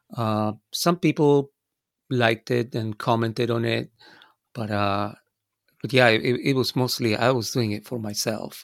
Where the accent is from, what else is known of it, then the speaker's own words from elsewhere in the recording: Buenos Aires, Argentina; moved away as an adult; also born or lived in United States; I was born in Argentina. So all of this was, uh, in Buenos Aires, in my, uh, birth town.